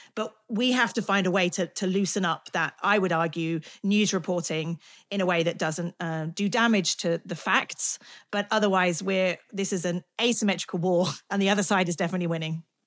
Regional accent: United Kingdom; I'm British

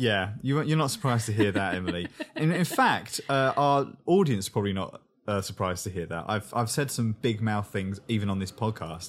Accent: England, United Kingdom; I'm English

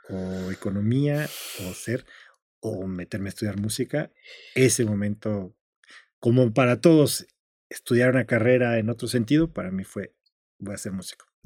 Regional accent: Zacatecas, Mexico; Yo soy de Zacatecas.

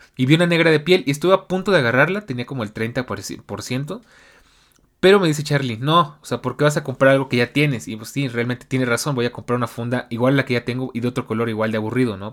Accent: Mexico; mi país

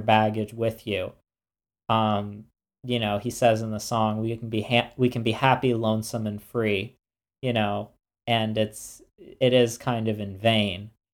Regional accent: United States; being American

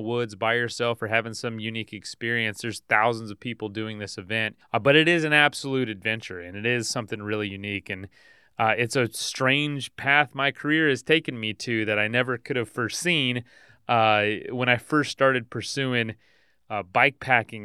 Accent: Polk County, Florida, United States; I'm from Polk County

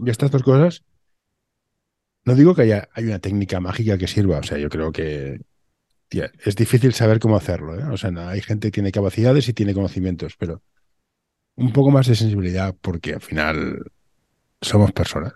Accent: Barcelona, Catalonia, Spain; yo soy de Barcelona

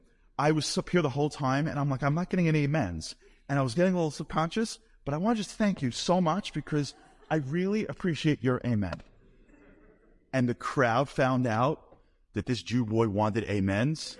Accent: New York, United States; I'm from New York

